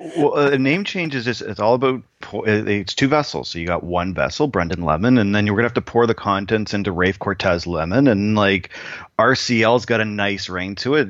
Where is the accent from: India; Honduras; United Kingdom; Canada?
Canada; the one Canadian who actually doesn't know how to skate